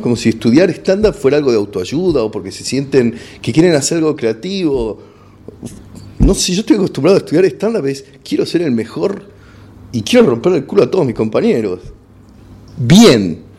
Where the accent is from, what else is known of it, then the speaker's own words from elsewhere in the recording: Argentina; accent: Argentine; also born or lived in Los Angeles; mi acento pedorro argentino